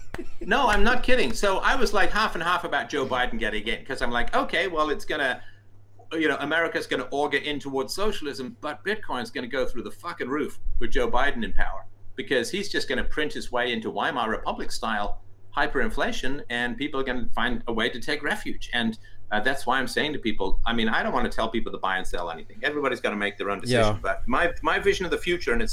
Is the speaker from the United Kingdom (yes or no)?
yes; England, United Kingdom; also born or lived in Ireland; I was born in Ireland. I grew up in England.